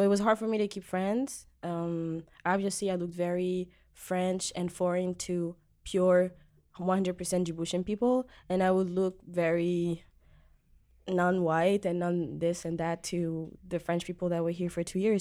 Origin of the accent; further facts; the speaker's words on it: Djibouti; moved away as an adult; also born or lived in France; now in Montreal, Canada; I moved to Djibouti, East Africa, where I was raised and where I'm from too